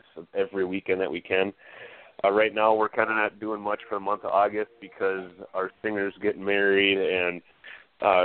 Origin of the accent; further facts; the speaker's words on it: Minnesota, United States; Growing up in Minnesota has been all right. I come from a town of about 800 people